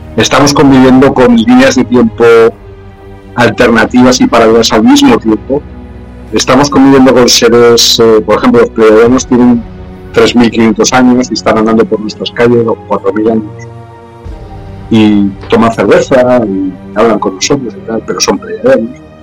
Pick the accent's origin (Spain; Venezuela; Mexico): Spain; aquí en mi país, en España